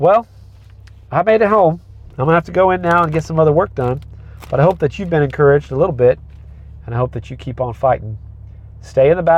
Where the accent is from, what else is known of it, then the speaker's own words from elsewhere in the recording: United States; I am an American citizen